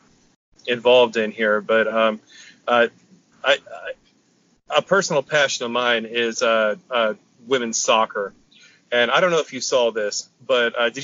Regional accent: United States; an American

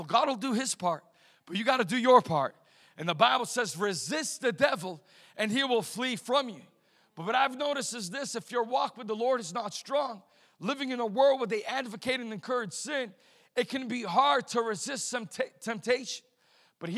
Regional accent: right outside of Boston, Massachusetts, United States; I was raised right outside of Boston, Massachusetts.

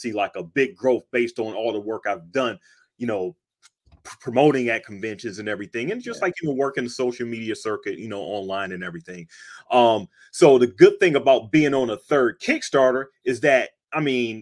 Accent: Cleveland, Ohio, United States; moved away as an adult; now in Pittsburgh, United States; I actually live in Pittsburgh. I'm from Cleveland and everything, but I've been here for like about 25 years now.

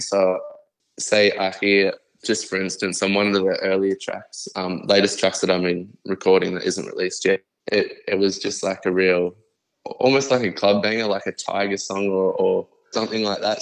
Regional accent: Brisbane, Queensland, Australia; I'm Aussie all the way through, man. I'm always going to rap aussie, in Queensland, Brizzy City, 100%.

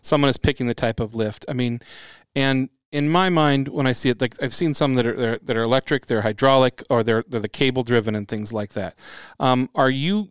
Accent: Spokane, Washington, United States; born or raised there

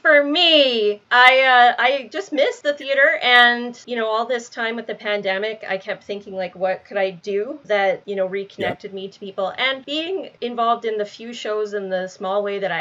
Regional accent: Alberta, Canada; I'm from Alberta

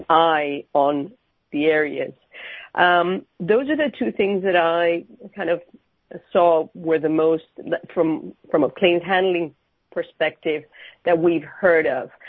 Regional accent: Miami, Florida, United States; moved away as an adult; now in London, United Kingdom; I'm from Miami, but I've been in London

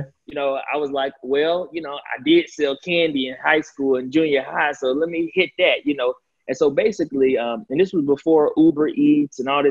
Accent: Atlanta, Georgia, United States; also born or lived in Chicago, Illinois; I'm originally from Chicago, Illinois. My family moved to Atlanta when I was a youngster. So Atlanta is really all I know

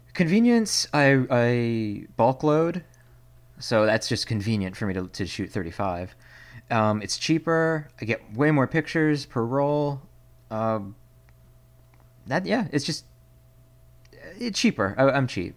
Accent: Pennsylvania, United States; now in Seattle, United States; originally from Pennsylvania, which is a state

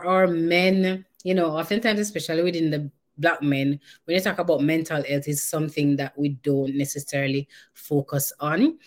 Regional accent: Jamaica; I'm Jamaican

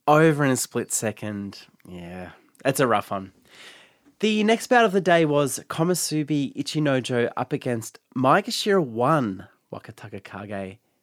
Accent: Geelong, Victoria, Australia; also born or lived in Melbourne; I grew up in Geelong, which is outside of Melbourne.

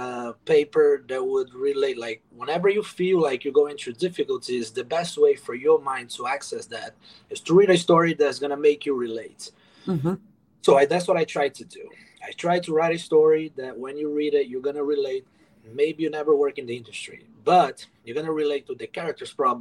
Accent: Brazil; moved away as an adult; now in United States; I moved to America in 2014. I'm originally from Brazil

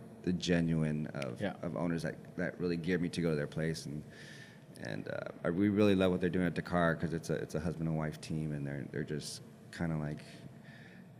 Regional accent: Whittier, California, United States; my hometown

